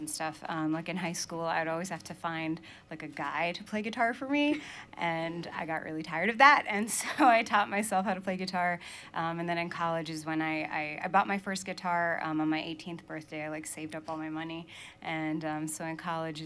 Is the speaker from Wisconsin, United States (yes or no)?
no; Maine, United States; moved away as an adult; also born or lived in New York City area / Georgia / Philadelphia area; now in Vermont, United States; growing up in Maine